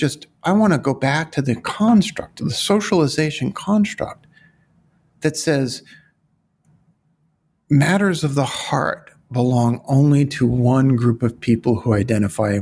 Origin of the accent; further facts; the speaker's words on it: New York City, New York, United States; I'm from Brooklyn